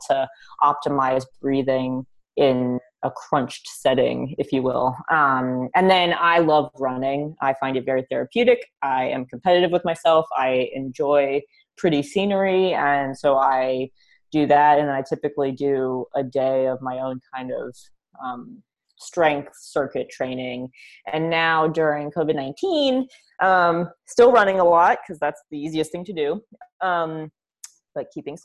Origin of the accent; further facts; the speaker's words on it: New York City, New York, United States; growing up in New York